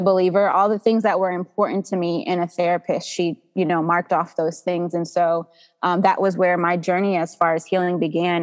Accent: Georgia, United States; also born or lived in New Jersey; I am 32 years old. I was born in New Jersey, but I have been here in Georgia almost 30 years. So this is wow. this is home for me

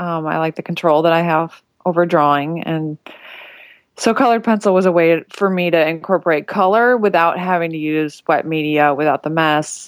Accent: Illinois, United States; I'm from Illinois

